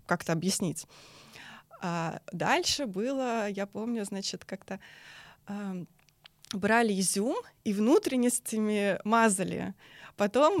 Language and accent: Russian; Moscow Oblast, Russia; я сама из Подмосковья